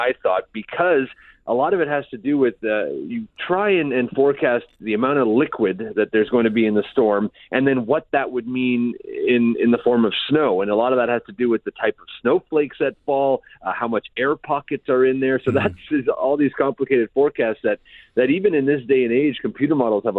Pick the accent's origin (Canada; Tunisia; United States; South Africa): Canada; Montreal, Quebec; now in Toronto, Canada; I grew up in Montreal